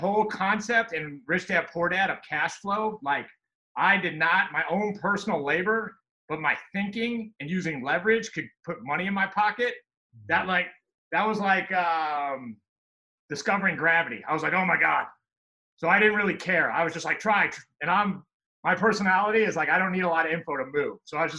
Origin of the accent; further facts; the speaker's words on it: St. Louis, Missouri, United States; I'm from St. Louis, Missouri. I'm married. I'm a father of four.